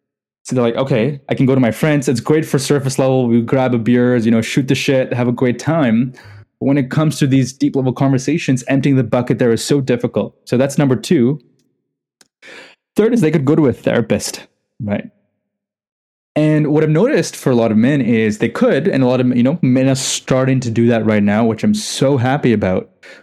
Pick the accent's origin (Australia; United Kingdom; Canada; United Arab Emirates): United Arab Emirates; Dubai; also born or lived in India; I'm not even from here, right? I grew up in Dubai in India.